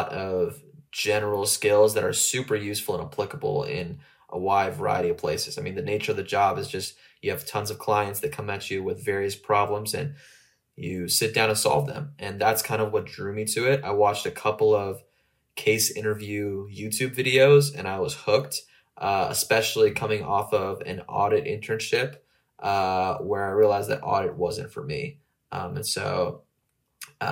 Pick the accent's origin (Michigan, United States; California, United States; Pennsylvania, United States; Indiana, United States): California, United States; Southern; moved away as an adult; now in Austin, United States; I'm originally from Southern California